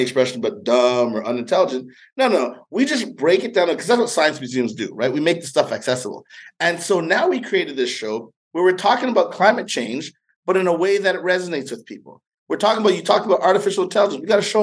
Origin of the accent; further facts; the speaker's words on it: Montreal, Quebec, Canada; moved away; I grew up in Montreal, Canada